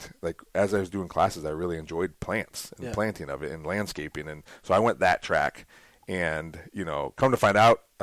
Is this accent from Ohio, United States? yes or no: yes; Toledo, Ohio, United States; I grew up in Toledo.